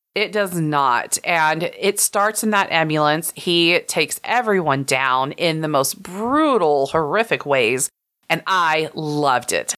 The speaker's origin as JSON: {"language": "English", "region": "Texas", "country": "United States", "said": "I'm Texan"}